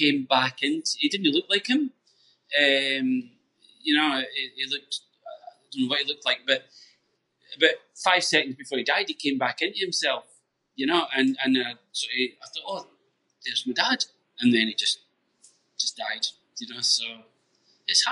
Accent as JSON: {"language": "English", "region": "Scotland", "country": "United Kingdom", "tie": "born or raised there", "said": "we grew up in Scotland"}